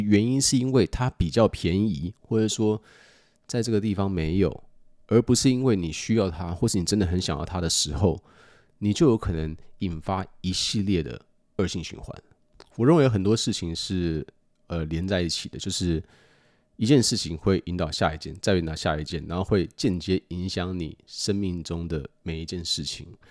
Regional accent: United States; 过去的我在美国长大

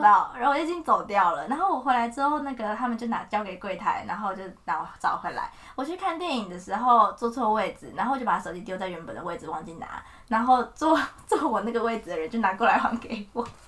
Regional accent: Taiwan; moved away as an adult; also born or lived in Florence, Italy; 我就是台湾

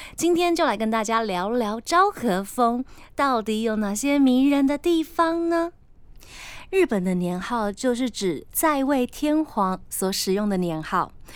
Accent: Tainan, Taiwan; now in Taipei, Taiwan; 我本身就是在台南长大的小孩

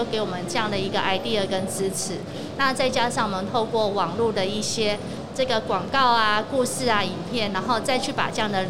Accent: Tainan, Taiwan; 是台南，对我们的故乡。

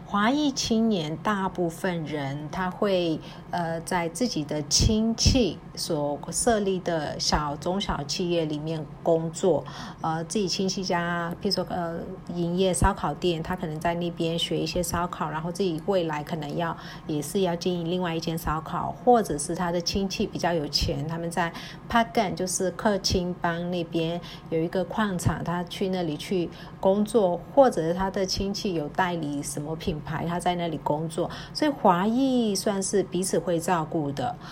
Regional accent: Myanmar; 然后缅甸，我们， 我们土语就是方言，我们称为两个字、三个字，呃，然后缅甸话我们会说 The Long, The Long, Dong Long

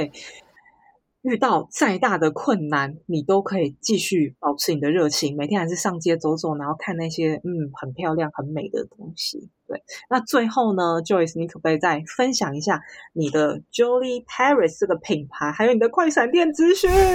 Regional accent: Taiwan; 这是我台湾的一面展现出来了

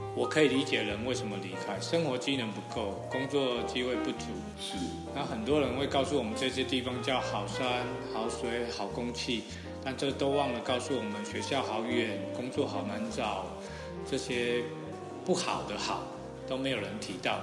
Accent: Pingxi, New Taipei, Taiwan; first language Taiwanese Hokkien; Chinese is a second language; moved away as an adult; also born or lived in Shuangxi; 我本来就在长大，虽然离开家乡有二十年

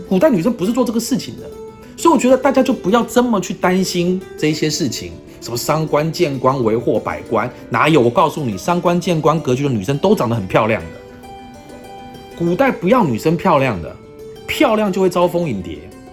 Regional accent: Taiwan; 我们台湾人

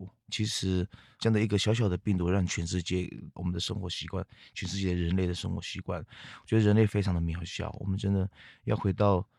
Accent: Katratripulr Puyuma, Taitung County, Taiwan; accent: Katratripulr (Zhiben) Puyuma; first language Puyuma; Chinese is a second language; 我本身我的主要的主语就是卑南语嘛。 嗯哼， 对资本系的卑南语

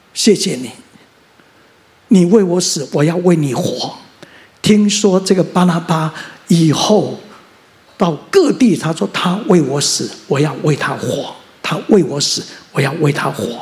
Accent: Mingjian, Nantou County, Taiwan; also born or lived in Xinwu Township, Taoyuan; 我生在南投乡的大战爆发那一年，我生在南投乡的民间村的乡下。而我生下来，我上面有四个哥哥，然后一个姐姐

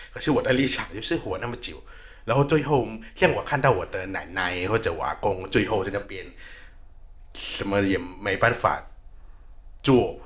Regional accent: Thailand; moved away; 我是来自泰国的

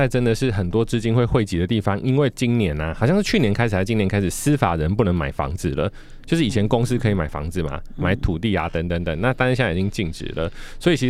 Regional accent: Taiwan; 我们台湾人的投资心态这么的强烈。

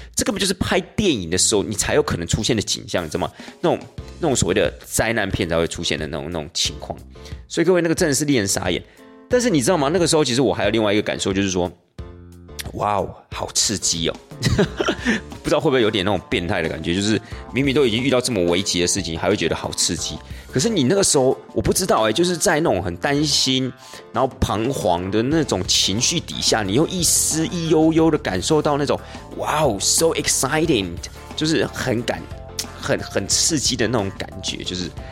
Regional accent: Taiwan; 对我们台湾人而言

